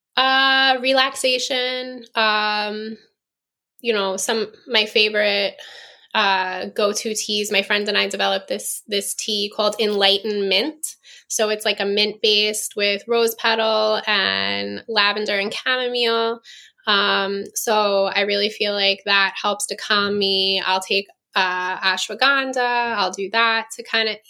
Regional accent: New York, United States; moved away; I'm from New York.

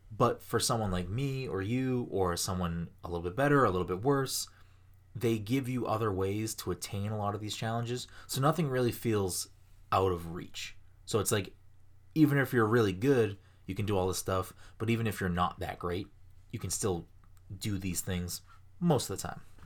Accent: Ireland; I'm Irish

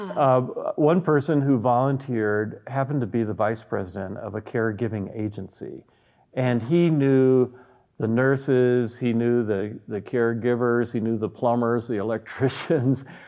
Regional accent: the Bible Belt, United States; now in Evergreen, United States; being born in the Bible Belt in the United States

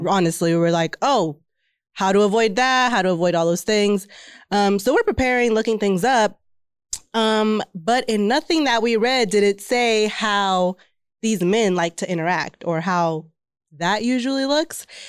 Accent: Texas, United States

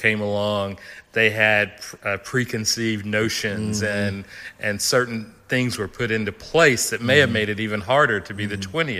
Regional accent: Chattanooga, Tennessee, United States; So I'm a native Chattanoogan. I grew up in Alton Park on Highland Avenue, a couple of doors down from Union Grove Baptist Church. And lived in East Chattanooga in City View Apartments, apartment F5. Lived off of Wilcox Boulevard

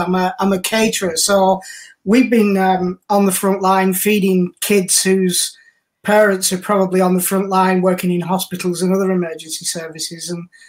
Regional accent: North West England, United Kingdom; You know, you couldn't buy those kind of things in East Lancashire, you can tell with my accent.

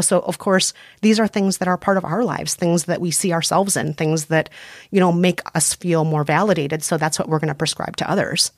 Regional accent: Minnesota, United States; accent: Minnesotan; I'm very Minnesotan. Yep. People hear the Minnesotan in me.

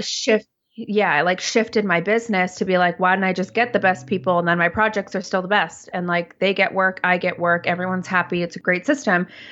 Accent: Toronto, Ontario, Canada; now in Vancouver, Canada; I live in Vancouver, I'm originally from Toronto

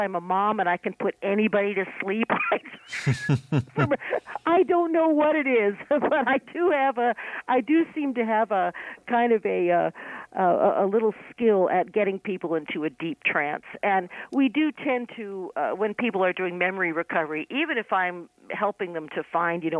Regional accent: New York City, New York, United States; I'm from New York City

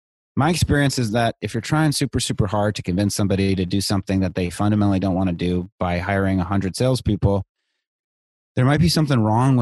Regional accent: Virginia, United States; also born or lived in India / Israel / El Salvador; So I grew up overseas in India, Israel, and El Salvador. Wow. I came back to the States for eighth grade in Northern Virginia, outside DC. So I say that I'm from the DC area.

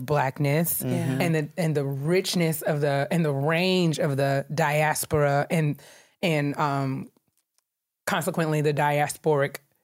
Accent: New York, United States; I'm from New York

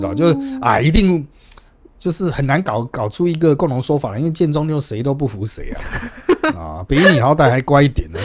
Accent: Taipei, Taiwan; 那可是呢，我们台北人，我们就算搭高铁

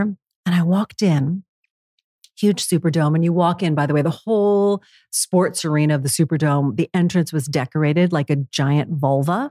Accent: New York City, New York, United States; New York City, again, my hometown, very masculine

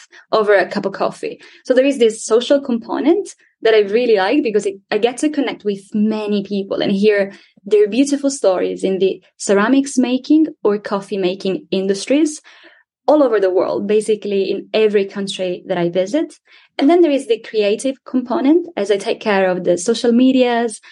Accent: Sicily, Italy; moved away as an adult; also born or lived in Venice / Japan; I was born and raised in Sicily, which is the southernmost part of Italy

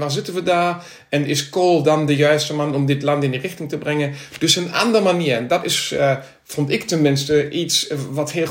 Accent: Krefeld, North Rhine-Westphalia, Germany; Dutch is a second language; also born or lived in Berlin; groetjes vanuit, eh, ja, ik moet nu zeggen Noorwegen naar, naar Nederland, maar normaal van, vanuit Duitsland, Berlijn of Krefeld, waar ik vandaan kom.

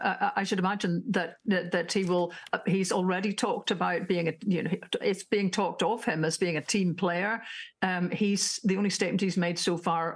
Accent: Northern Ireland, United Kingdom; I grew up in Northern Ireland.

